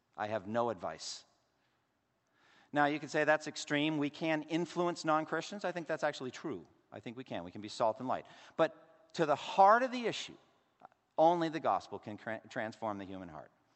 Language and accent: English; Massachusetts, United States; growing up as an Irish Catholic in Massachusetts